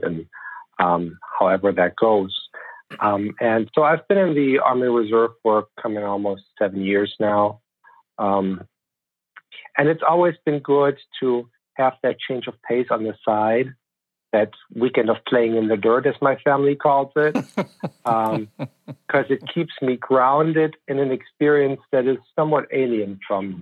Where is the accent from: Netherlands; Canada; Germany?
Germany; moved away as an adult; now in United States; So I grew up in Germany, born and raised there. My little family came over to the U.S. in 2008.